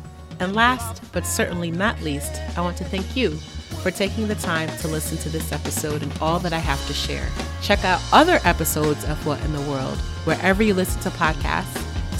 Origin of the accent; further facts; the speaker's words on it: England, United Kingdom; England, you know that we have an aversion to pronouncing our R's.